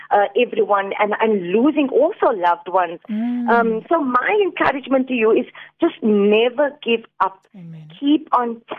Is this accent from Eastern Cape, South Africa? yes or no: yes; Port Elizabeth, Eastern Cape, South Africa; moved away as an adult; now in Cape Town, South Africa; I'm from Port Elizabeth